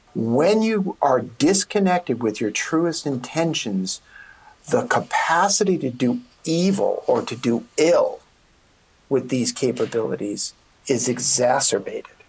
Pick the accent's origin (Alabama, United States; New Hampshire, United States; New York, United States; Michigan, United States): New York, United States; New York City; I'm a kid from Brooklyn